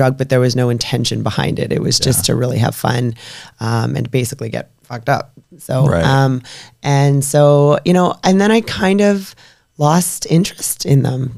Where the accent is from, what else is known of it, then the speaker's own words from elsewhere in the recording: British Columbia, Canada; also born or lived in Alberta; I, moved back to BC